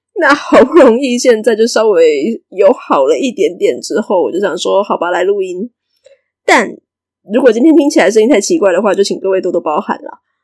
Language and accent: Chinese; Taiwan; 我以前在节目上嘛，定定在讲台语，如果有的人比较敏锐的话，应该可以从我的口音里面直接听出来说我的祖先大概可能是从哪边来的。所以对我来讲，我从小到大生活的环境几乎就是闽南家庭